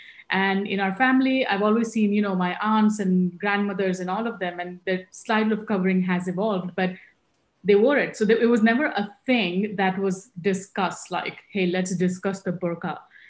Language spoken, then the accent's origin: English; Dubai, United Arab Emirates; moved away as an adult; now in London, United Kingdom; So my family is from Rajasthan and we grew up in Dubai, my whole family. We were all there in Dubai. And I moved to London about 10 years ago when I got married.